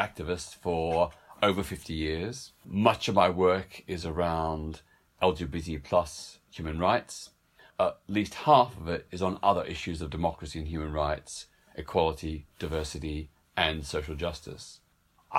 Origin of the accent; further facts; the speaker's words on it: Melbourne, Victoria, Australia; in my hometown of Melbourne, Australia